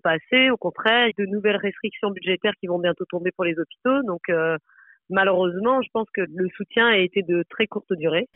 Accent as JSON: {"language": "French", "country": "France", "moved": "as an adult", "lives_now": "Brussels, Belgium", "said": "je suis française, euh, j'habite à Bruxelles, je suis médecin"}